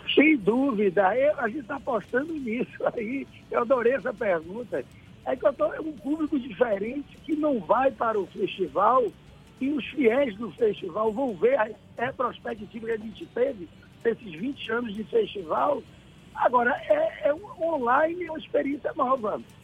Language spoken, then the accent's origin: Portuguese; Lençóis, Bahia, Brazil